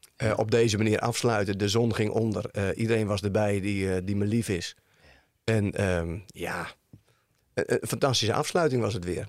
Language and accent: Dutch; Woerden, Utrecht, Netherlands; ik kom uit Woerden